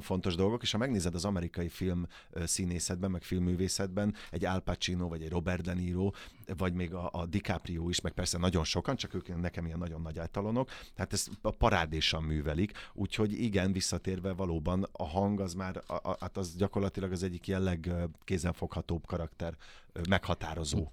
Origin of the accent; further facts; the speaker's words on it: Kaposvár, Somogy, Hungary; moved away; én Kaposvári vagyok, csodálatos nagymamám volt